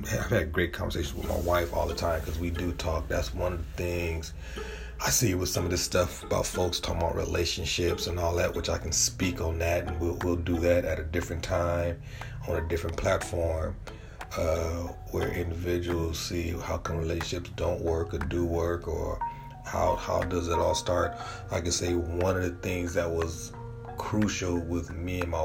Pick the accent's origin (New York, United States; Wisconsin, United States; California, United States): California, United States; San Diego; I'm from San Diego, California